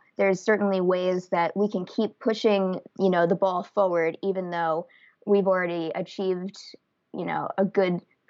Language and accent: English; Santa Rosa, California, United States; And the past few years, it's been down here in Sonoma County in my hometown of Santa Rosa.